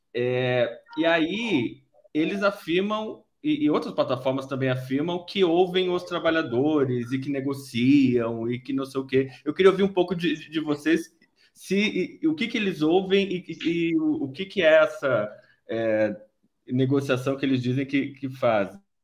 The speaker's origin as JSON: {"language": "Portuguese", "region": "São Paulo", "country": "Brazil", "moved": "as an adult", "lives_now": "Porto Alegre, Brazil", "said": "sou de São Paulo, vim para Porto Alegre faz dois anos"}